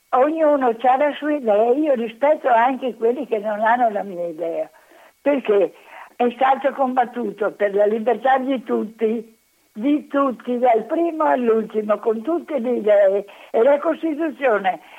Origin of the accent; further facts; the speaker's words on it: Venice, Veneto, Italy; io sono nata a Venezia